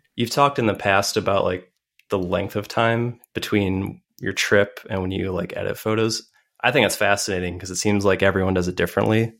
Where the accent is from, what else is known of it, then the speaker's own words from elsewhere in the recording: Madison, Wisconsin, United States; I am a nerd from Madison, Wisconsin